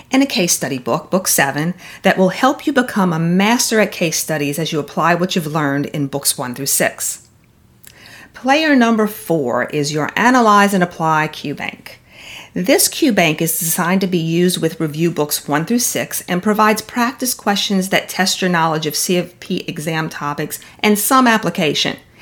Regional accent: the South, United States; I'm from the South

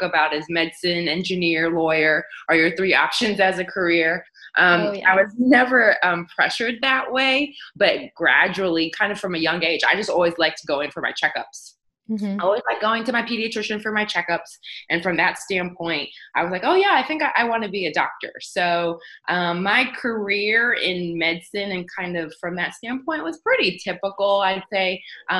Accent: Houston, Texas, United States; also born or lived in East Coast; I am a Houstonian. I was born and raised in Houston, Texas

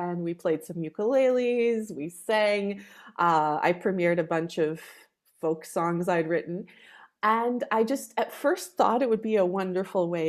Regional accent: Canada; moved away as an adult; also born or lived in Poland; now in Austria; My parents both originally come from Poland. They're Polish Canadian, and I was raised speaking Polish, English, and then French

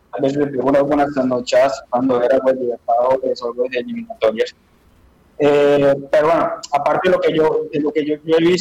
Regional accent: Colombia; now in Spain; soy colombiano, como pueden notarlo en mi no soy de acá de España.

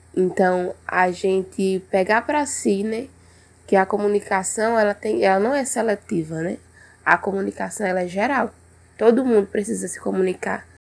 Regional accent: Truká people, Pernambuco, Brazil; sou aqui do Povo Trucado

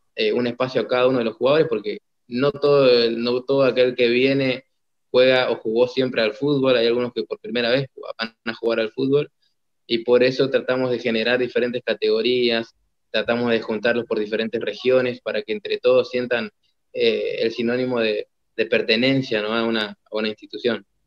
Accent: Argentina; empecé a plantar esa idea, no solamente en mi país

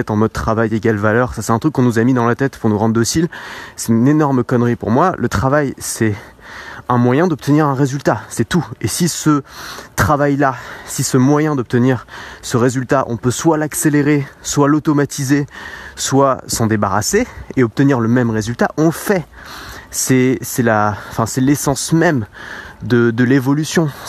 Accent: France; Alors moi je le perçois vraiment en France parce que je suis français

